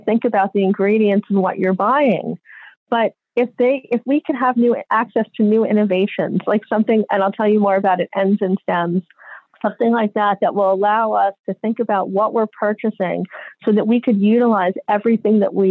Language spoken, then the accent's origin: English; New York, United States; also born or lived in Mexico City; now in Marin, United States; I grew up in New York